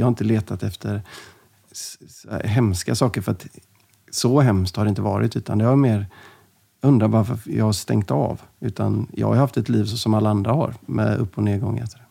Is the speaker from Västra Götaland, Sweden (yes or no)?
yes; Gothenburg, Västra Götaland, Sweden; Jag växte upp i, i Linnéstan, Göteborg